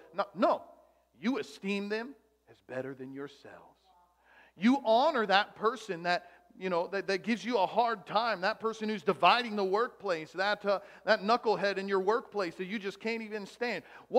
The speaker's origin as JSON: {"language": "English", "country": "Germany", "tie": "born there", "said": "Oh, yeah, I was born in Germany. A lot of my mom's side of the family's from Germany."}